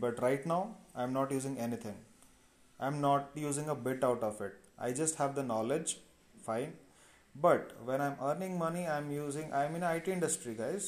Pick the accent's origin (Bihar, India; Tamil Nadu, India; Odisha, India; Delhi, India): Odisha, India; Cuttack district; also born or lived in Bangalore; I hail from Odisha, from the district of Cuttack